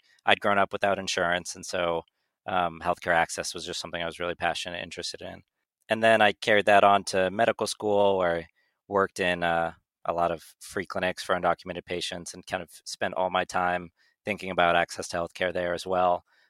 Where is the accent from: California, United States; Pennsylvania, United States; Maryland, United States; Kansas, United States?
California, United States; Northern; moved away as an adult; now in New York, United States; So I'm originally from Northern California